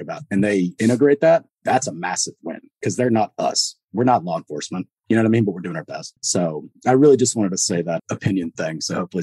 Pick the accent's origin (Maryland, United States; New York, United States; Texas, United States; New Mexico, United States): Texas, United States; I grew up in Texas